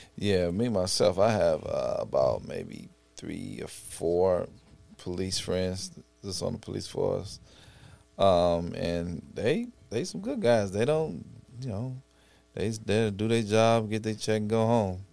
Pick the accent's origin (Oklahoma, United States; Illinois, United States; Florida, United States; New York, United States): Illinois, United States; Chicago; growing up in Inglewood slash Auburn, Gresham